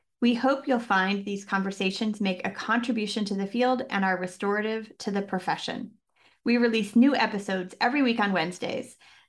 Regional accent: Michigan, United States; Many states have recently held primaries, including my home state of Michigan

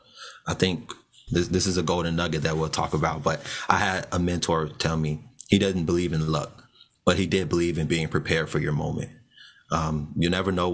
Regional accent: Orlando, Florida, United States; I was born and raised in Orlando, Florida

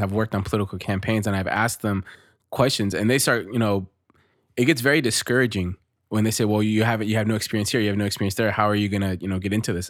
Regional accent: United States; I'm American born of Mexican descent

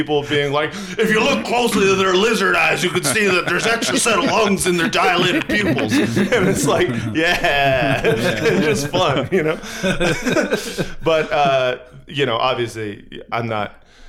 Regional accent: Scotland, United Kingdom; I'm from Scotland, and I didn't know all this stuff.

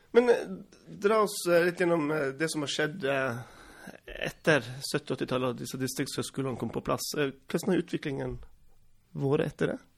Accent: Western Norway, Vestland, Norway; moved away; Jeg vokste opp innerst i en fjord på Vestlandet på 80-tallet

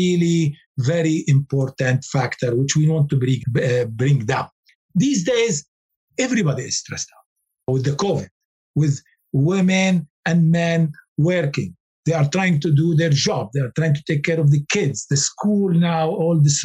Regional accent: Lebanon; moved away; I come from Lebanon

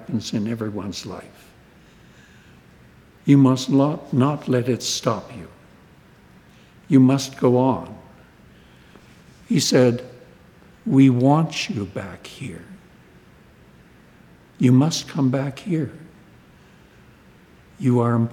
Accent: Winnipeg, Manitoba, Canada; moved away; a Winnipeg boy of an unprosperous and chronically ill small family

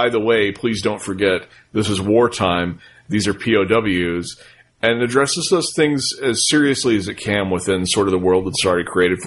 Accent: United States; I'm different as an American

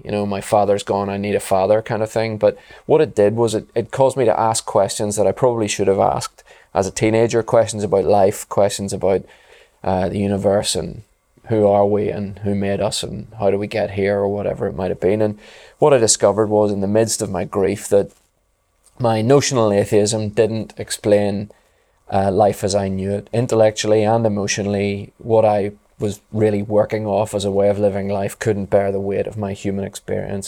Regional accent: Belfast, Northern Ireland, United Kingdom; I grew up in Belfast

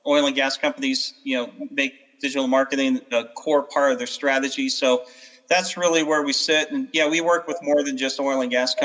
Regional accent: Arizona, United States; moved away; I didn't come from a oil state like a lot of people in the business. I came from Arizona

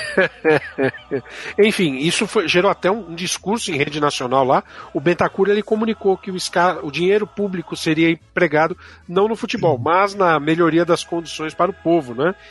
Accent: Brazil

